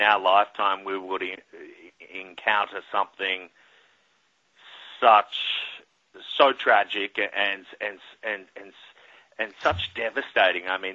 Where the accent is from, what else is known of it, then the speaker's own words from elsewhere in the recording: Australia; now in New York City, United States; as a kid growing up in Australia